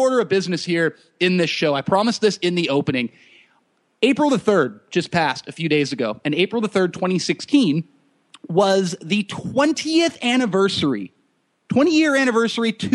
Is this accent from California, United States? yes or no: yes; Santa Cruz County, California, United States; now in San Diego, United States; growing up in Santa Cruz County